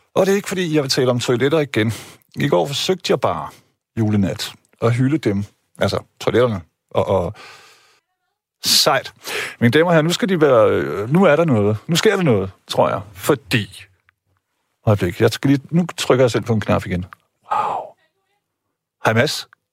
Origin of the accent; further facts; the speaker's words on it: Jutland, Denmark; jeg er selv jyde